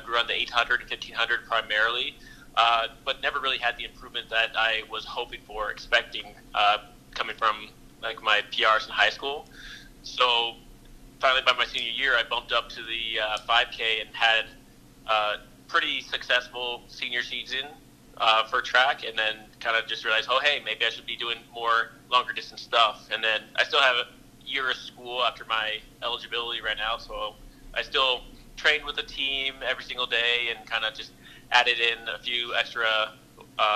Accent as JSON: {"language": "English", "region": "Southern California", "country": "United States", "tie": "born or raised there", "said": "I grew up in Southern California"}